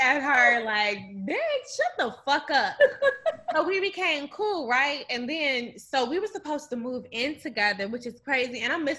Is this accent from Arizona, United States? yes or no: no; Akron, Ohio, United States; moved away as an adult; now in Chicago, United States; we grew up in the same fucking city. Like, literally. We're both from Akron, Ohio